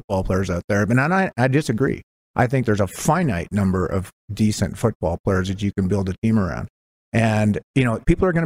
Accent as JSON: {"language": "English", "country": "Canada", "said": "I'm Canadian, and I'm a very proud Canadian"}